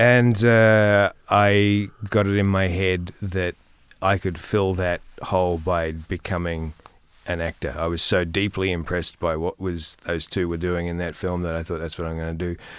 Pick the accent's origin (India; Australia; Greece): Australia; same area as Nick Cave, Victoria; I grew up in, at the same, around the same area with one of the other people who's been on your show, Nick Cave. Um, we grew up, um, in the same region